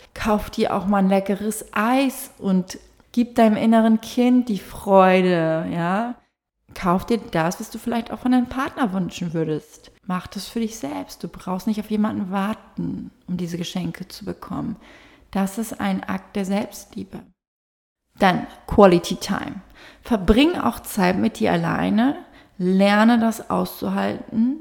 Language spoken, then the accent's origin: German; Fehmarn, Schleswig-Holstein, Germany; moved away; auf Fehmarn war, auf, da wo ich herkomme